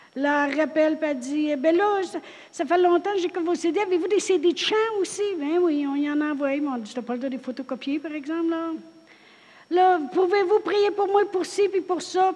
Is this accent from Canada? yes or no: yes; Drummondville, Quebec, Canada; moved away; Je viens de Drummondville